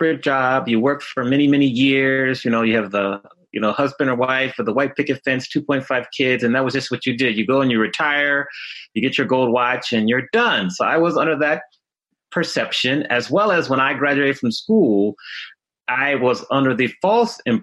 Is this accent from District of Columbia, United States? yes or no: yes; Washington, District of Columbia, United States; moved away as an adult; also born or lived in Atlanta / Chicago / Dallas / Miami; now in Los Angeles, United States; I grew up in the Washington, D.C. area. So I grew up there and went to school there.